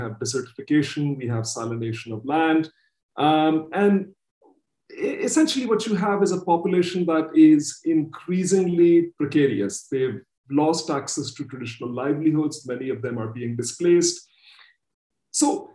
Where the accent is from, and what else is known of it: Pakistan